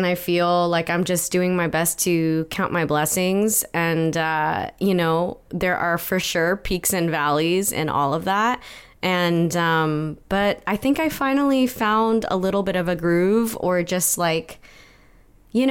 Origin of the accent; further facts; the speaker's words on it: Torrance, California, United States; also born or lived in Palos Verdes; I grew up around Torrance, California